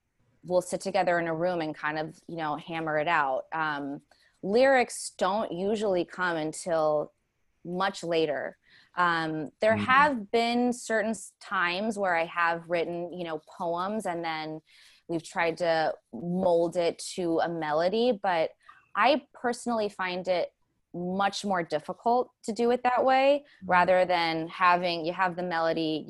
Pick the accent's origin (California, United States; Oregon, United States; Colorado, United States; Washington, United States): California, United States; Pasadena; moved away as an adult; now in New York, United States; I moved from Pasadena in LA, born and raised there.